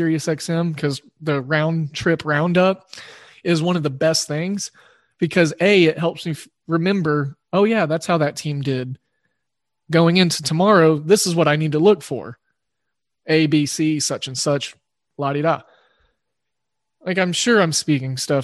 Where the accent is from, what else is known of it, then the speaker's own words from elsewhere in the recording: Oklahoma, United States; I grew up in Oklahoma